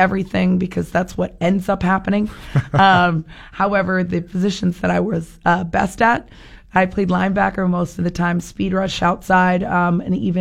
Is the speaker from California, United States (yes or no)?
no; Vero Beach, Florida, United States; moved away as an adult; also born or lived in Boston; Born and raised in Vero Beach